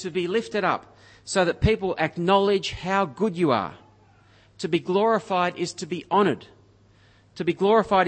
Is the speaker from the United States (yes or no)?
no; Griffith, New South Wales, Australia; moved away; where I grew up in Griffith